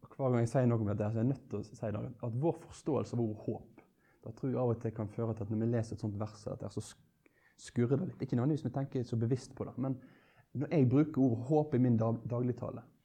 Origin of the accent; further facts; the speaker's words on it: Norway; som er en nordmann, født av nordmenn